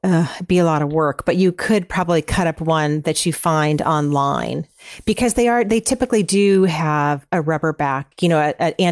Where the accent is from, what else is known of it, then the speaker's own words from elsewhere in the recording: California, United States; I grew up in Northern California, everyone used this one decorator in this little town that I grew up in, and she specialized in painted floors.